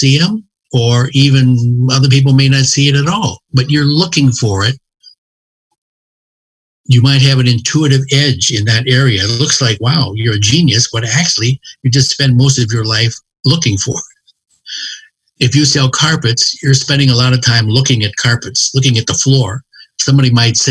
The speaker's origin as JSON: {"language": "English", "town": "Cincinnati", "region": "Ohio", "country": "United States", "said": "I'm from Cincinnati"}